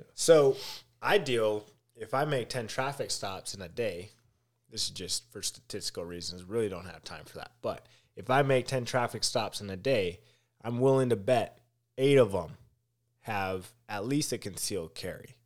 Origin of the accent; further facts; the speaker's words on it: Minneapolis, Minnesota, United States; I am from Minneapolis